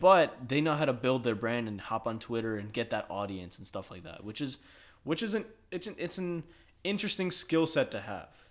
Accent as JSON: {"language": "English", "region": "Michigan", "country": "United States", "moved": "yes", "lives_now": "Texas, United States", "said": "I'm from Michigan"}